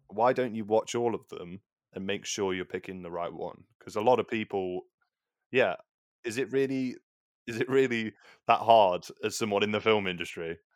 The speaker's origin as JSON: {"language": "English", "region": "England", "country": "United Kingdom", "said": "we're both English"}